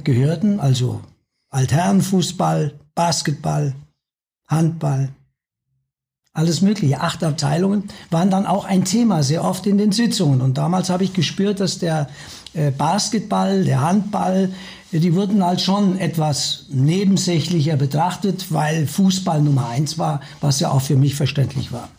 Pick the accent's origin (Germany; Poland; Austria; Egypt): Germany; foot of the Westerwald, Hesse; moved away as an adult; now in Munich, Germany; Ich bin gebürtiger Hesse am Fuße des Westerwalds.